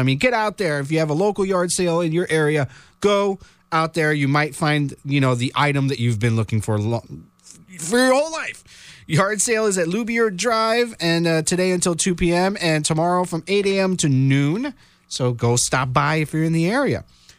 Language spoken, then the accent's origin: English; Florida, United States; I said I'm from Florida.